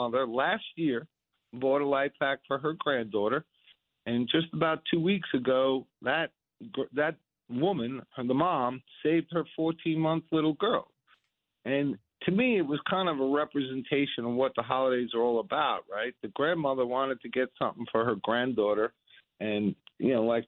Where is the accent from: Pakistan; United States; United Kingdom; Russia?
United States; I'm an American